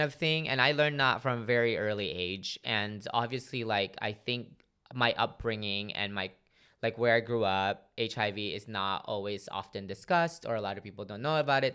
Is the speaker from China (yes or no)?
no; Philippines; now in United States; grew up in the Philippines as, you know, now living in America.